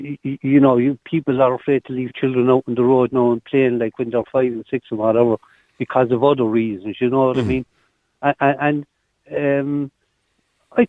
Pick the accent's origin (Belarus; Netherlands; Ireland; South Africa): Ireland; when I grew up in Grand